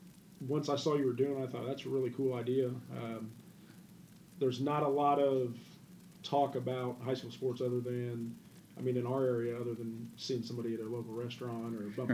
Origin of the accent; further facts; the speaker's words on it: Danville, United States; born and raised in Danville, K through 12.